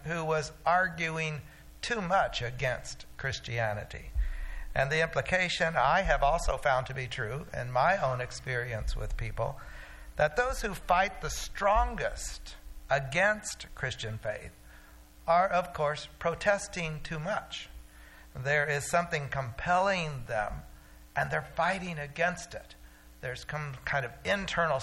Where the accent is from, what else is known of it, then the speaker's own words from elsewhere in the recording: Oklahoma, United States; When I was growing up in Oklahoma